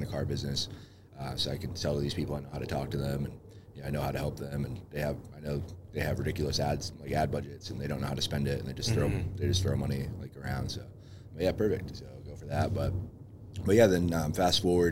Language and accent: English; Lynn, Massachusetts, United States; also born or lived in New Hampshire; I was born and raised most of the time in Lynn